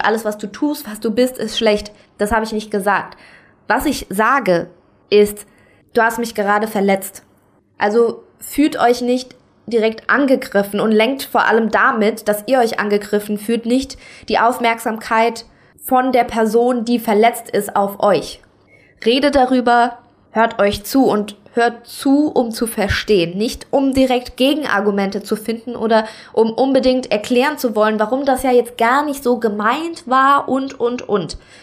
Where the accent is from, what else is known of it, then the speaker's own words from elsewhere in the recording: Saarland, Germany; now in Kaiserslautern, Germany; ich komme aus dem Saarland, ich wohne aber aktuell in Kaiserslautern